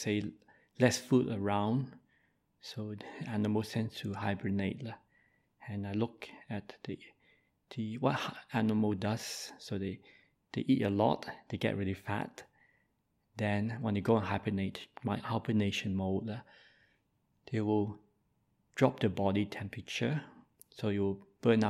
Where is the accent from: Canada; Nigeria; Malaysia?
Malaysia; I'm Malaysian by birth